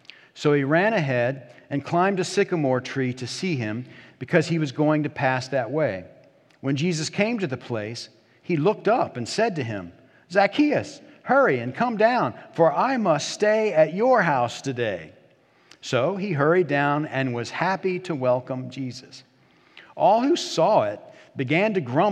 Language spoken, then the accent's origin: English; Hampton, Virginia, United States; Community Presbyterian Church in Hampton, Virginia, my home church, my hometown